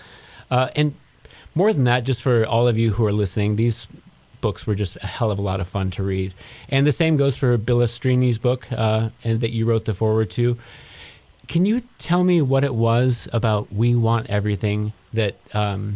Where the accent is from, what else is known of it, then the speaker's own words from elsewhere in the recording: Detroit, Michigan, United States; also born or lived in Kansas City; as someone who is from the Motor City. I'm from Detroit